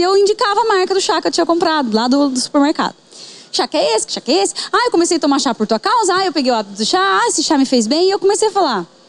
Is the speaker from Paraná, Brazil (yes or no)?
yes; Bandeirantes, Paraná, Brazil; nasci em Bandeirantes, Paraná.